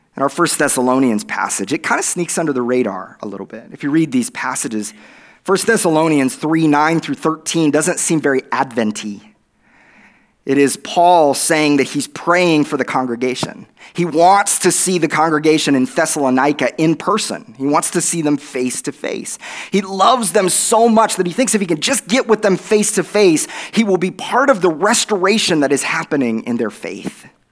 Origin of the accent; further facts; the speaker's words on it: Oklahoma, United States; accent: Oklahoma; my Oklahoma accent